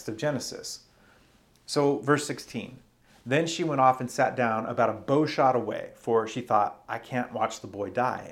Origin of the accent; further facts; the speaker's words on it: Arizona, United States; growing up in Arizona